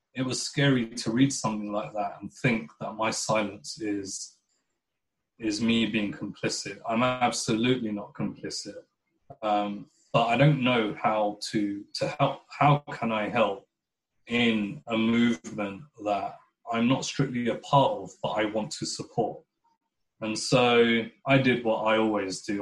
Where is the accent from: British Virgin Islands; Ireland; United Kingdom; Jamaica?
United Kingdom; I would describe myself as a British Pakistani Muslim